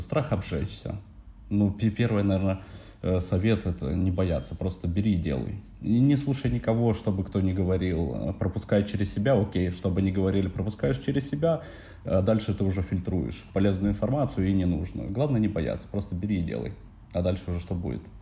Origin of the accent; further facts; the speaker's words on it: Narva, Ida-Viru County, Estonia; moved away as an adult; now in Tallinn, Estonia; родом из Нарвы